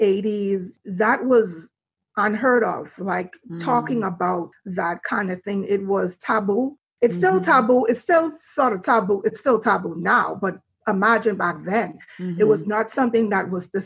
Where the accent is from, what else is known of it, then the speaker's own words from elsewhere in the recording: Nassau, New Providence, Bahamas; I was born and raised in Nassau, Bahamas